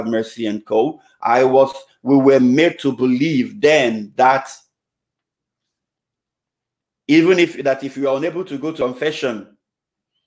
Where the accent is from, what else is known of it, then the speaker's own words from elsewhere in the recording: Nigeria; moved away; I was still in the Novus Ordo Parish way back in my home country, Nigeria. I was just about 8 years then